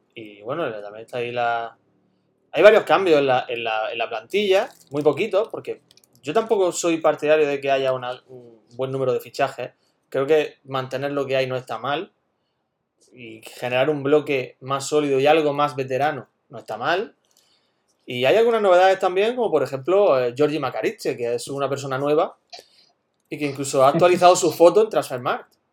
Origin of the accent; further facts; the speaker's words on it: Güéjar Sierra, Andalusia, Spain; en Huejar Sierra, en mi pueblo